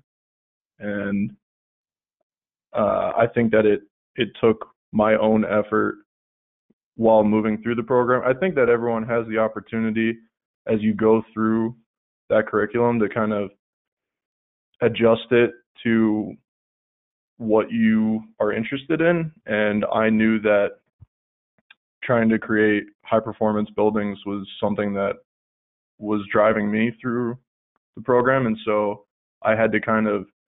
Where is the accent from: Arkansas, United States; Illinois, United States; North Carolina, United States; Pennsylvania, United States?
Pennsylvania, United States; moved away as an adult; now in Colorado, United States; I am originally from Pennsylvania